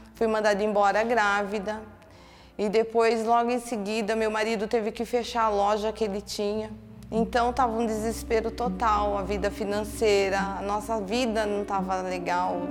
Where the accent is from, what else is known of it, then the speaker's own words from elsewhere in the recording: Santana de Parnaíba, São Paulo, Brazil; eu sou de Santana de Parnaíba.